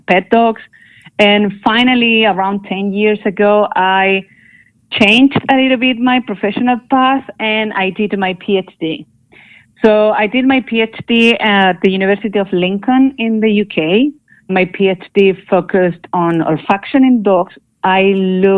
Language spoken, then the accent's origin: English; Chile; moved away; also born or lived in Barcelona, Spain; I'm from Chile, actually.